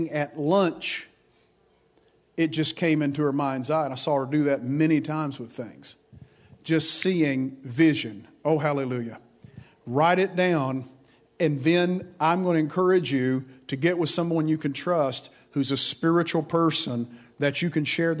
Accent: Grundy, Virginia, United States; I went into a hospital in my hometown of Grundy, Virginia, the old Grundy Hospital

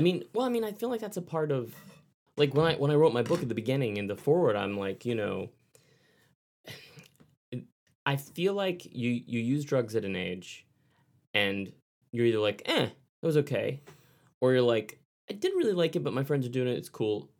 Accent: Texas, United States; growing up in Texas

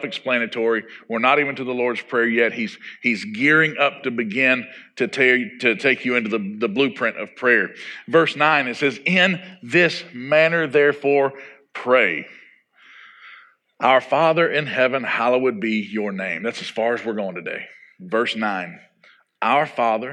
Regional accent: Arkansas, United States; growing up in Arkansas

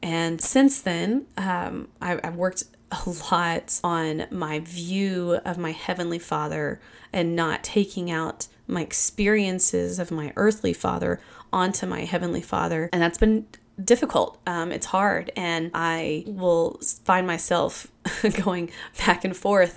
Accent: Kentucky, United States; I grew up in Kentucky.

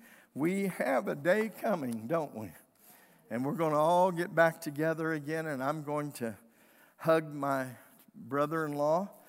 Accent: United States; I'm an American

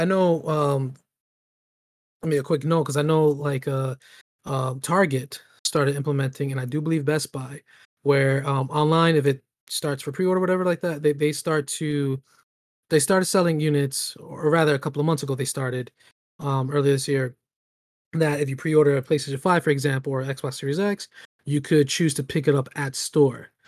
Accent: New York City, New York, United States; grew up in the Bronx

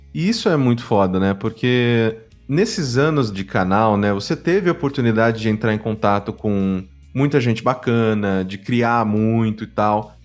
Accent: São Paulo, Brazil; por mais que tenha vindo da ZL também, eu vim da Vila Prudente

